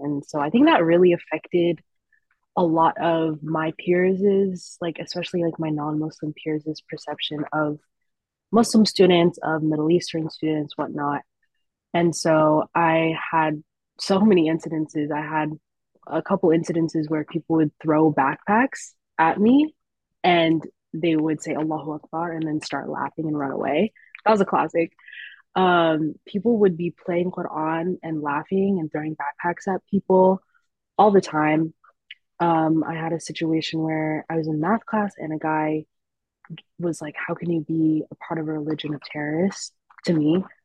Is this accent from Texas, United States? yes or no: no; Orange County, California, United States; also born or lived in Berkeley, California; growing up in Orange County